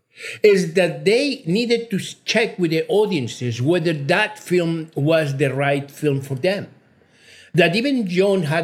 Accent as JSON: {"language": "English", "country": "Mexico", "tie": "born or raised there", "also_born_or_lived": "United Kingdom", "second_language": "English", "moved": "yes", "lives_now": "United States", "said": "I'm a Mexican national. I was born in Mexico"}